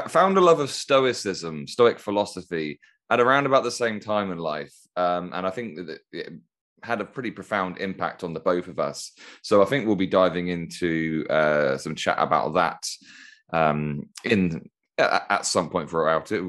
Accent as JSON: {"language": "English", "town": "Toulouse", "region": "Occitania", "country": "France", "said": "That's correct. I'm from Toulouse."}